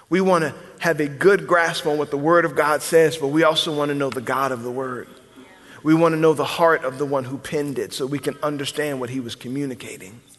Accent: the South, United States; I'm a Christian because I'm from the South.

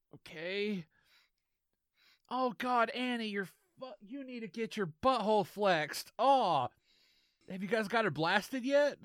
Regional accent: the South, United States; accent: Southern; my shitty Southern accent

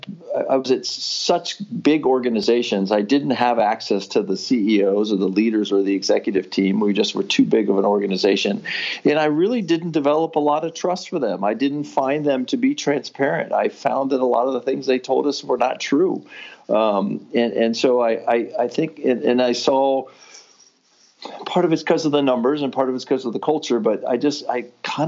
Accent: Midwest, United States; moved away as an adult; also born or lived in Los Angeles, California; I'm a Midwesterner, and I moved to California to work for Nestle in Los Angeles

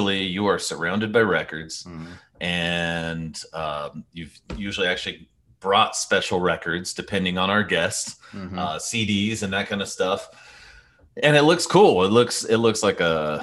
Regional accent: Bakersfield, California, United States; I grew up in Bakersfield, California

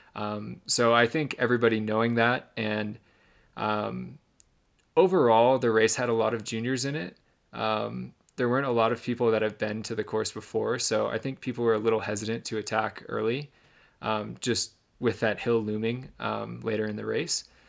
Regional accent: Michigan, United States; the town I grew up in Michigan

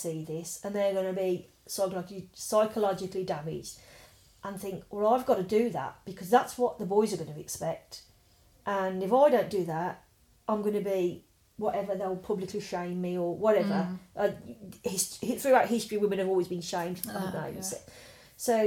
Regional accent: Birmingham, West Midlands, United Kingdom; growing up in Druid's Heath, you'd be over the back where it used to be the Bell's farmhouse

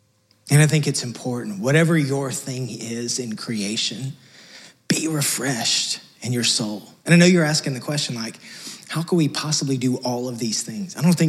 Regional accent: Texas, United States; Sorry, we came from West Texas. It just doesn't do that out there. So I'm still trying to get used to it. 5 years later.

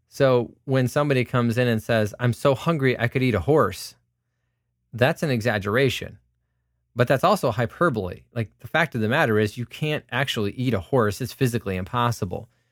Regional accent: United States; I'm an American who is a Christian

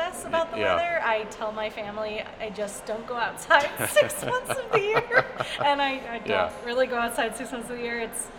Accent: Fallbrook, California, United States; moved away as an adult; also born or lived in New Orleans; now in Houston, United States; I grew up in a town called Fallbrook. It's North San Diego County.

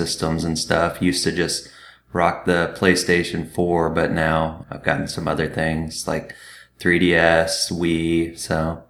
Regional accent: Texas, United States; also born or lived in Austin, Texas; Born and raised in Texas, lived in Austin for over 12 years now. Probably will never leave because I love this city so much.

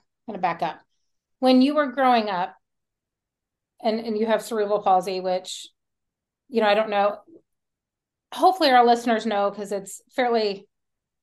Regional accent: Kentucky, United States; now in Dallas, United States; I'm in Texas and I grew up in Kentucky

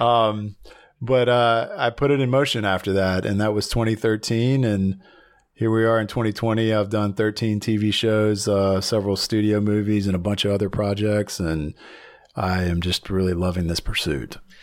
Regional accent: Blacksburg, Virginia, United States; moved away as an adult; also born or lived in Atlanta, Georgia / Nashville, Tennessee; now in Los Angeles, United States; I was born and raised in a little town called Blacksburg, Virginia, in Southern Virginia

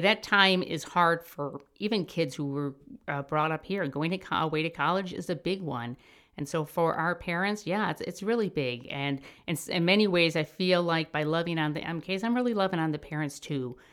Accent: Chicago, Illinois, United States; moved away as an adult; I'm from Chicago.

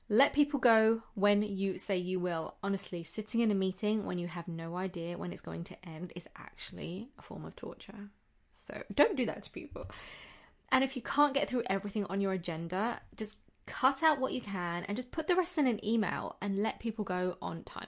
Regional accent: United Kingdom; being British myself

